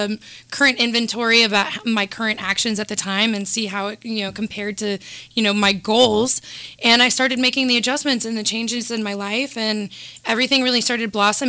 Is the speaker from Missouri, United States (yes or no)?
yes; Kansas City, Missouri, United States; I'm from the heart of the United States, Kansas City.